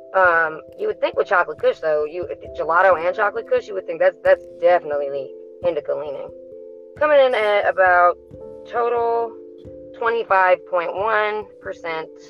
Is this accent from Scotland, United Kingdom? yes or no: yes; Scotland, United Kingdom; moved away; I'm from Scotland originally